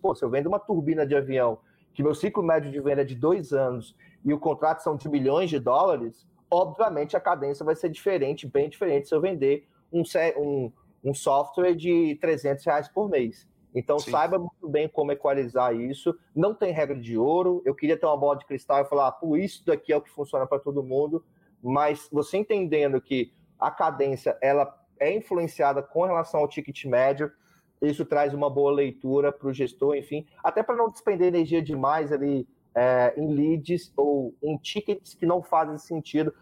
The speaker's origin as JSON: {"language": "Portuguese", "country": "Brazil", "said": "eu sou brasileiro"}